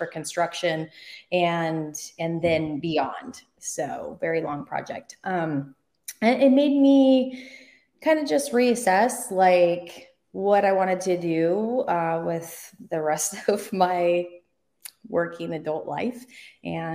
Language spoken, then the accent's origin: English; Oregon, United States; I grew up in Oregon